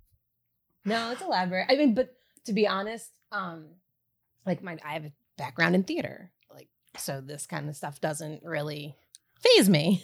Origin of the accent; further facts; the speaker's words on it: Wissahickon School District, Philadelphia area, Pennsylvania, United States; moved away as an adult; I grew up, um, kind, e, pretty much every town that is in Wissahickon School District. I was in Springhouse, I was, um, in Lower Gwinnett, I was in Ambler, I was in Bluebell.